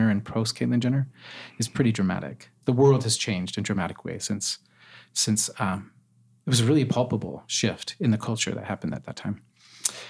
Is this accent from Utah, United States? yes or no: yes; Utah, United States; I grew up in Utah, attended BYU